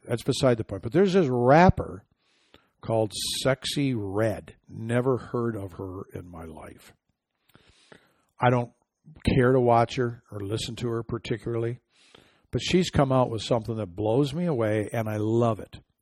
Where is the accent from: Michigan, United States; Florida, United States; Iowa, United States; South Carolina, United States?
Michigan, United States; Home state of Michigan